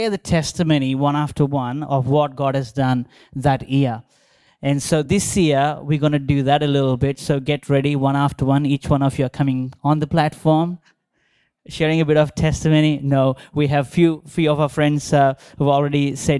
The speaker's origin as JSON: {"language": "English", "town": "Visakhapatnam", "region": "Andhra Pradesh", "country": "India", "tie": "born or raised there", "moved": "yes", "said": "growing up in India"}